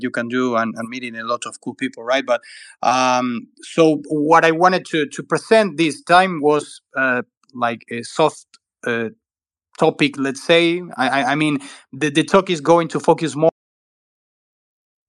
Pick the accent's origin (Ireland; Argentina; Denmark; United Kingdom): Argentina; I'm from Argentina. I live in Buenos Aires